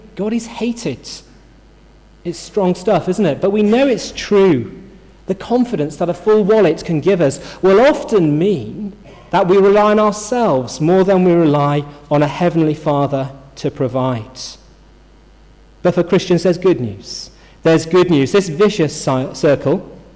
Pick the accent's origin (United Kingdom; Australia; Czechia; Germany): United Kingdom; Yorkshire and the Humber; I'm from Yorkshire, which I am